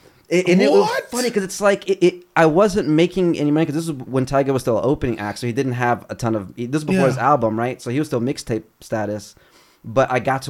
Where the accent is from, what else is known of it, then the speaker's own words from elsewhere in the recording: Chicago, Illinois, United States; also born or lived in Brazil / Cleveland / Kentucky / New York; now in Los Angeles, United States; And then from Cleveland to Kentucky. And then from Kentucky to Chicago. And then I grew up in Chi.